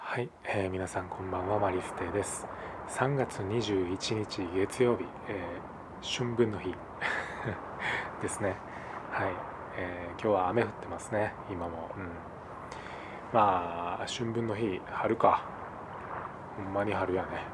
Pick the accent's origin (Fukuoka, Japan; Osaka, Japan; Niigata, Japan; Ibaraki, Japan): Osaka, Japan; 俺も大阪出身